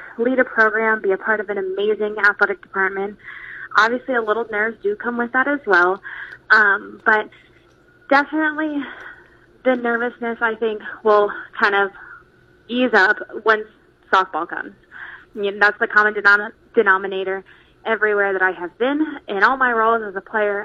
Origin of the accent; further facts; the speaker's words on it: San Diego, California, United States; moved away as an adult; also born or lived in Chicago, Illinois / North Dakota / Concordia, Nebraska; now in Maryville, United States; growing up in California, it was a great, great state to play ball